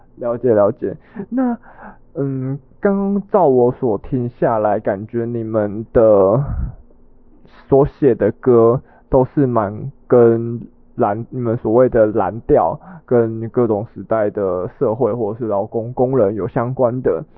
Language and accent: Chinese; Taiwan; 在我们台湾有这么多的本土语言，可能有华语，有原住民语，有客语，有台语